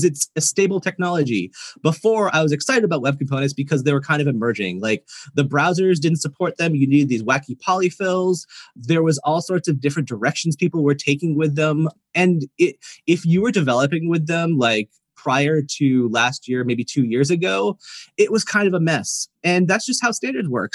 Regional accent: East Coast, United States; now in Oakland, United States; I am a transplant to California, and it's around 50 degrees here, so a little colder than Tel Aviv. But I'm totally a wimp now because I'm from the East Coast.

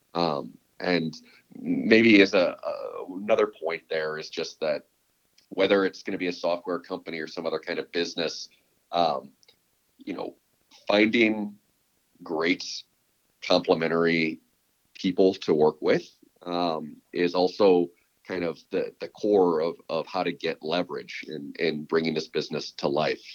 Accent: Chicago, Illinois, United States; moved away as an adult; also born or lived in Texas / San Francisco Bay Area; now in San Francisco, United States; I was born and raised in Chicago

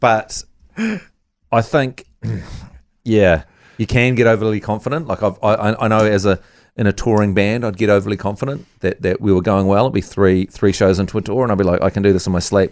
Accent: Dunedin, Otago, New Zealand; moved away; I grew up in Dunedin and Otago as a whole

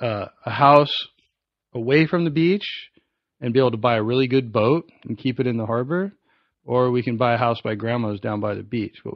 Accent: Orange County, California, United States; also born or lived in Anaheim / Westminster; I was born in Anaheim. I lived in Central Orange County till I was like 8 or 9. Kind of bounced all around, Anaheim, Westminster, that sort of stuff.

